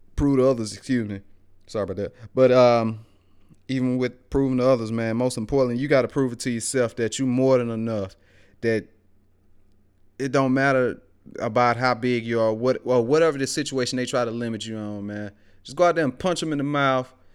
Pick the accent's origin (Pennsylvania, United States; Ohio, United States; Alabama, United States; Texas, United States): Alabama, United States; Greensboro; growing up in West Alabama, out there in Greensboro, man, one of them small towns where everybody know everybody.